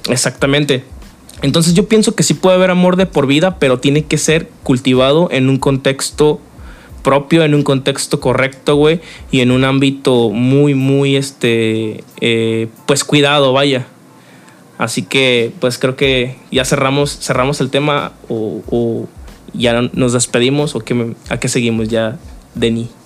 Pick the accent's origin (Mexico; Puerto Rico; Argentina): Mexico; como mexicanos